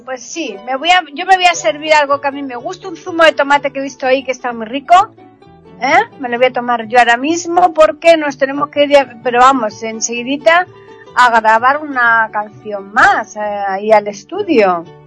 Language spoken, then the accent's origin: Spanish; Spain